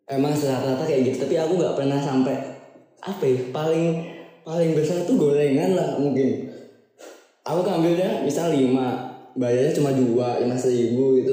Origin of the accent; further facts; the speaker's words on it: Lampung, Indonesia; ini disclaimer dulu kalau aku tuh asalnya dari Lampung